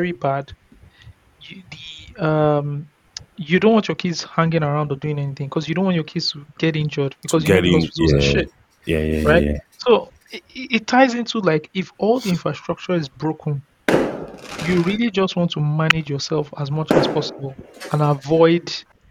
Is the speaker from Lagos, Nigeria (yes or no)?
yes; Ikeja, Lagos, Nigeria; growing up in Ikwaja